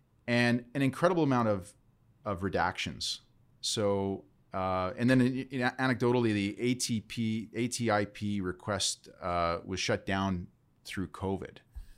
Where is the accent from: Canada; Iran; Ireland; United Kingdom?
Canada; We have the right as Canadian citizens to ask the government for information.